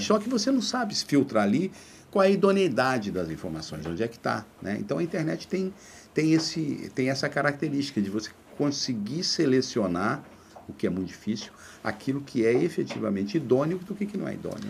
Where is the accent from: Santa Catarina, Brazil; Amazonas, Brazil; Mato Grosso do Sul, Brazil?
Mato Grosso do Sul, Brazil; Três Lagoas; now in Rio de Janeiro, Brazil; quando eu saí de Três Lagoas, eu nunca tinha viajado